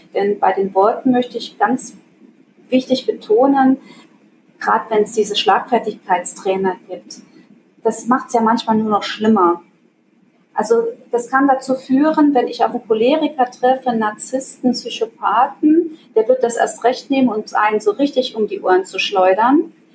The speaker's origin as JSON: {"language": "German", "country": "Germany", "moved": "as an adult", "lives_now": "Switzerland", "said": "Also ich komme aus Deutschland, lebe aber mittlerweile seit äh, 16 Jahren in der Schweiz"}